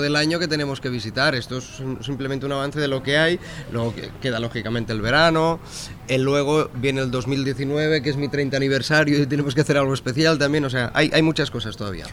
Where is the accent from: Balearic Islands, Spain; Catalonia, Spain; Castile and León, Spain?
Catalonia, Spain; Sabadell; mi ciudad, Sabadell